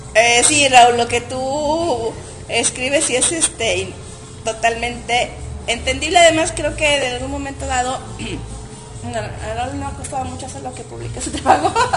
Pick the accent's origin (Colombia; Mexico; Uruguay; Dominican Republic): Mexico; nuestro idioma mexicano, ¿no? Porque aunque somos este, hablando español, tenemos ciertos modismos